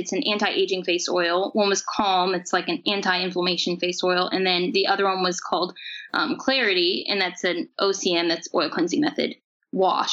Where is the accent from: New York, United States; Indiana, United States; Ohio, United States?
Indiana, United States; Bedford; here in my hometown of Bedford.